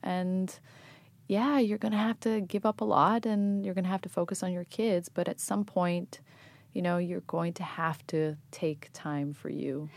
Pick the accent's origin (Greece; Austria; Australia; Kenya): Greece; Athens, Attica; moved away as an adult; also born or lived in New York, United States / England; now in United States; I was born in New York, but I grew up in Greece, in, in Athens, Greece, and I went to college in England